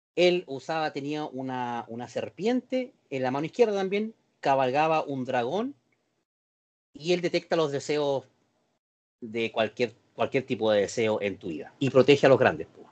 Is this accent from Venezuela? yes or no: no; Concepción, Biobío, Chile; los que somos penquistas